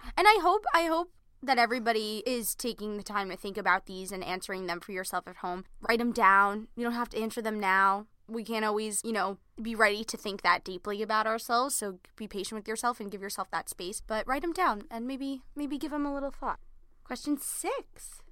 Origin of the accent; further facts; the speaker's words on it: Merrick, New York, United States; we're originally from Merrick, Long Island.